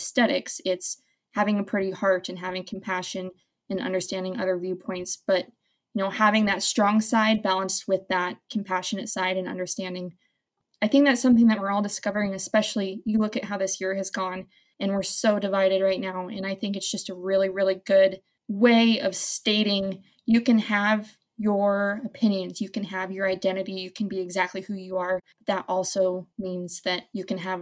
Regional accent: Wyoming, United States; I am born and raised in Wyoming, and I would not want to live anywhere else.

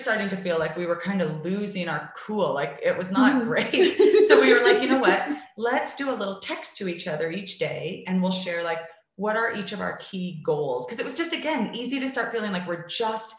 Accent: Canada; I'm from Canada

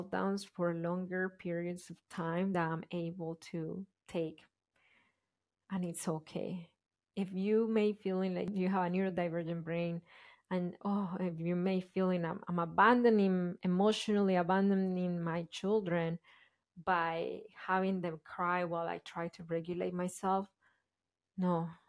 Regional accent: Colombia; moved away; I grew up in Colombia in a family, my parents, but the way I was raised, my dad was working a lot

